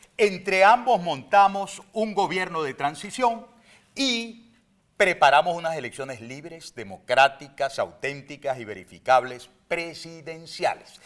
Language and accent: Spanish; Venezuela; Yo soy ciudadano venezolano